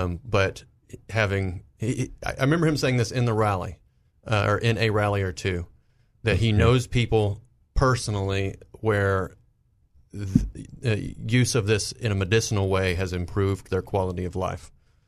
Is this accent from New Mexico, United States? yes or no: no; Benton, Arkansas, United States; I grew up in Saline County.